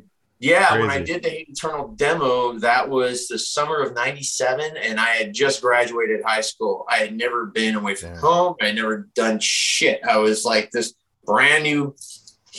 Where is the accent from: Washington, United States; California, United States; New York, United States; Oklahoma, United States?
New York, United States; Rochester; We grew up together and we're both from Rochester, New York